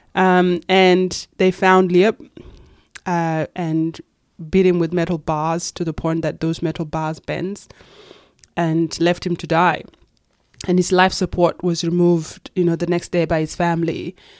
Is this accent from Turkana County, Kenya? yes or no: yes; Kakuma, Turkana County, Kenya; moved away as an adult; also born or lived in Itang, Ethiopia / Nairobi, Kenya; now in Australia; I was born in Ethiopia in a refugee camp called Itang, and then grew up, of course, in Kenya, and then came to Australia when I was eighteen